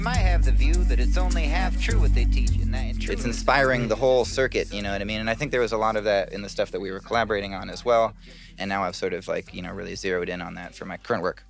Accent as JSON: {"language": "English", "area": "north of Seattle", "region": "Washington", "country": "United States", "tie": "born or raised there", "moved": "as an adult", "lives_now": "New York City, United States", "said": "I come from Washington State, from a little town north of Seattle, and it's just like surrounded in trees. Like I live, I, I grew up like playing around in the woods"}